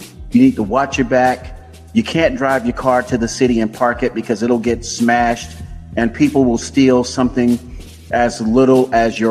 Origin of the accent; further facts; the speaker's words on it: Tampa, Florida, United States; also born or lived in Opa-locka, Florida; now in California, United States; I am a Florida native. You know, I was born and raised in Tampa, lived down in Opa-locka for a minute